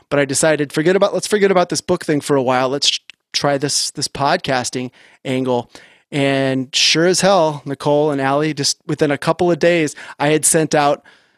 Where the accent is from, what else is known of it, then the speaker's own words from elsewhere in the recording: Orange County, California, United States; I grew up in Orange County, California, surfer kid